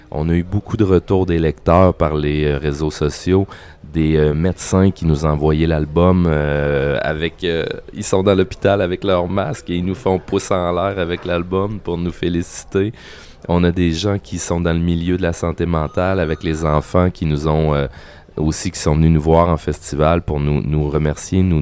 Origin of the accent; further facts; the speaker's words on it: Quebec, Canada; on n'est pas vraiment juste canadien, on est canadien francophone et québécois